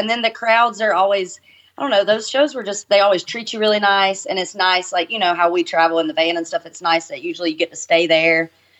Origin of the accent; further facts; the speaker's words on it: Georgia, United States; that shows how, like, uncultured I am because I'm from Georgia.